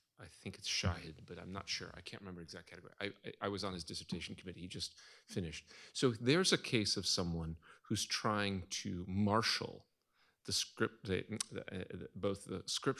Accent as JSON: {"language": "English", "region": "Midwest", "country": "United States", "lives_now": "New England, United States", "said": "I'm just, I'm from the Midwest and we generally are reluctant to talk about our own inner lives. But then I've, a transplant to New England, which is not exactly any better."}